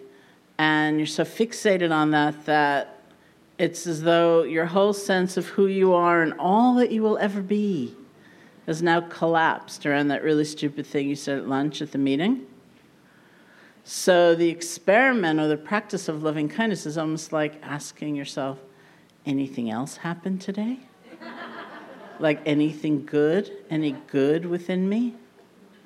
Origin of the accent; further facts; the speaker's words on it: New York, United States; being a New Yorker